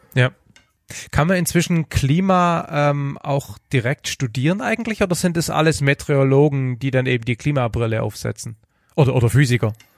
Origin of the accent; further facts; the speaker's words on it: Heidenheim, Baden-Württemberg, Germany; accent: Swabian; now in Stuttgart, Germany; ich komme von Heidenheim, äh, von der Alp und wohne jetzt in, äh, leider in Stuttgart